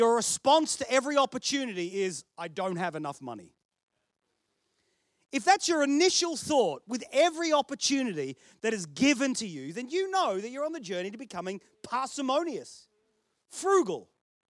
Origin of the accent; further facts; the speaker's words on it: Australia; accent: Australian, ocker; now in United Kingdom; I was born here. Dad stole some bread. We got shipped to Australia for a whole heap of years and I came back